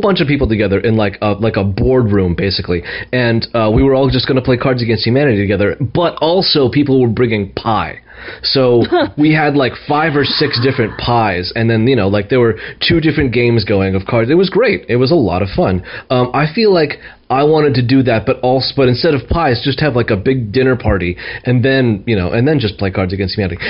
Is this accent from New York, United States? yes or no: yes; New York, United States; moved away as an adult; now in Bay Area, United States; calling in from the great state of New York, my home state